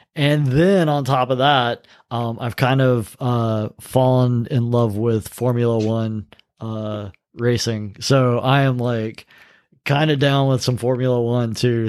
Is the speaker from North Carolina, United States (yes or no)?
yes; North Carolina, United States; North Carolina